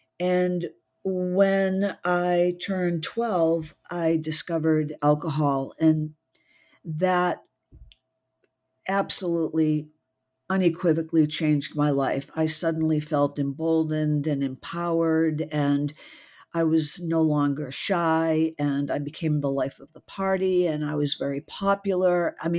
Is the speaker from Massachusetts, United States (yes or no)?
yes; Massachusetts, United States; born there; Well, I was born just outside of Boston, so I'm a Yankee through and through